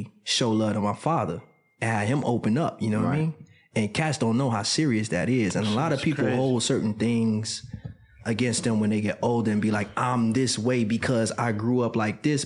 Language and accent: English; Chicago, Illinois, United States; moved away; Being a young man growing up in Chicago was an amazing time.